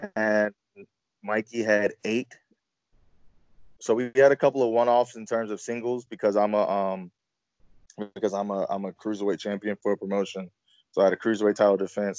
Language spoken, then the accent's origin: English; Virginia, United States; I grew up in Virginia